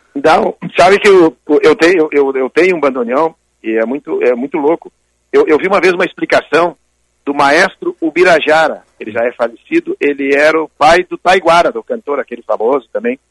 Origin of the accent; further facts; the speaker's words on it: Porto Alegre, Rio Grande do Sul, Brazil; also born or lived in Barra do Ribeiro; eu nasci em Porto Alegre